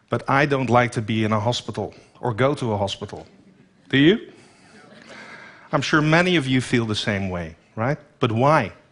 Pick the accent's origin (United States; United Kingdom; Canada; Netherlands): Netherlands; In my home country, the Netherlands, only 17 million people live there. We're short 125,000 nurses over the coming years.